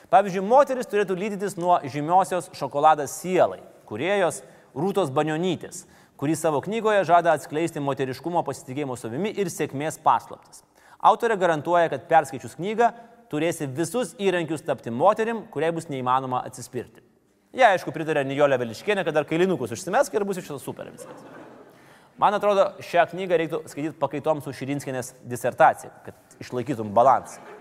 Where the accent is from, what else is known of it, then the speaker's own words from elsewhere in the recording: Lithuania; mes, mes, lietuviai